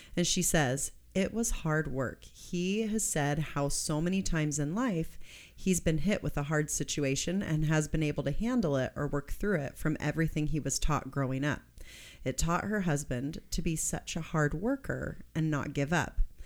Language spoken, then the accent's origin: English; Kansas, United States; moved away; I'm from Kansas